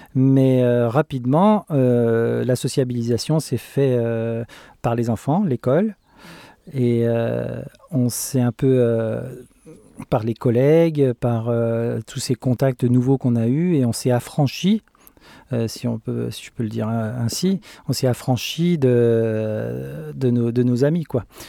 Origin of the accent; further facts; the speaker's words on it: France; moved away as an adult; now in Sweden; on est français